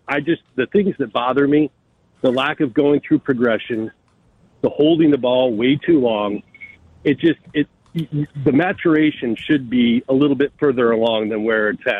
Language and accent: English; Buffalo, New York, United States; moved away; I'm originally from Buffalo, New York.